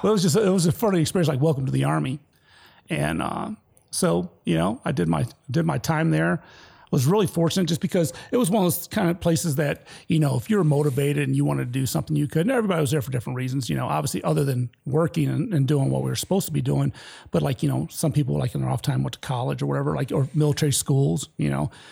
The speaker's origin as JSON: {"language": "English", "town": "Detroit", "region": "Michigan", "country": "United States", "also_born_or_lived": "Petoskey, Michigan / Vicenza, Italy", "moved": "as an adult", "said": "I'm from Detroit, Michigan, which is at the bottom of the state"}